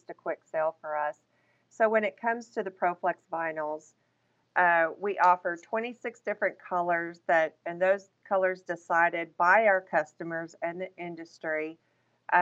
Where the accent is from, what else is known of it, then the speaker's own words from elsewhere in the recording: Texas, United States; I am Texas born and raised.